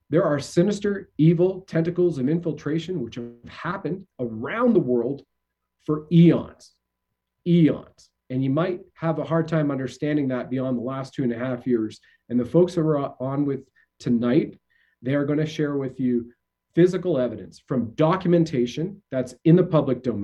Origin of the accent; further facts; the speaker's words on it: Canada; as we say in Canada